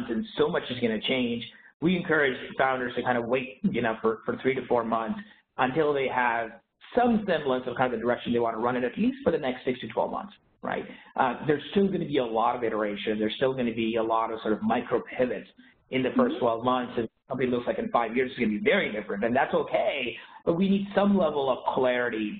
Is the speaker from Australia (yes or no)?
no; Canada; now in San Francisco, United States; I grew up in Canada